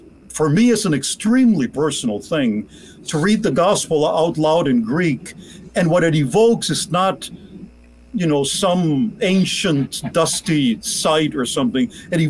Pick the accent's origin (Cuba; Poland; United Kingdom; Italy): Cuba; moved away; especially when I came to this country from Cuba, I lived with them.